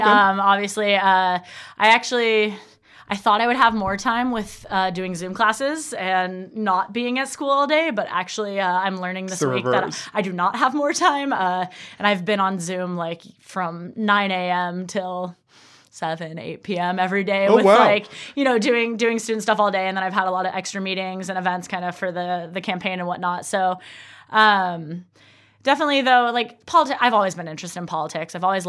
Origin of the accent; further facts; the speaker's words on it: Arcata, California, United States; also born or lived in Portland, Oregon; I was born and raised in Arcata. I've lived in Arcata pretty much my whole life except for my college years, but I couldn't stay away. I came back, did my teaching credential in 2014 to 2015.